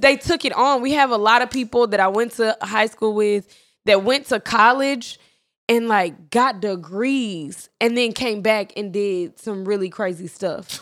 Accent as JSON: {"language": "English", "town": "Irving", "region": "Texas", "country": "United States", "tie": "born or raised there", "said": "we're from Irving"}